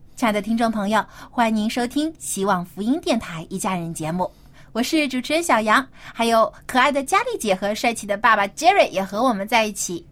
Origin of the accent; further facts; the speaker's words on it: China; 我们中国人